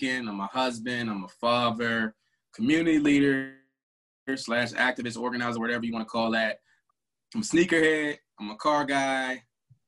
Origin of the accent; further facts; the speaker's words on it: Caroline County, Virginia, United States; I'm from a little old place in Virginia called Carolina County, Virginia